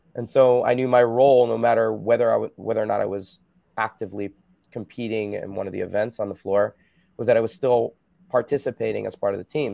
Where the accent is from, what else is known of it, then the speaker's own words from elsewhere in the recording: New Jersey, United States; moved away as an adult; also born or lived in Belmar, New Jersey; now in West Coast, United States; I grew up in Jersey